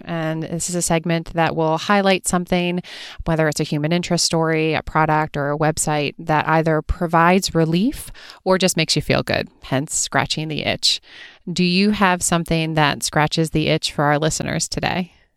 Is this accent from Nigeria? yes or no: no; East Coast, United States; I grew up on the East Coast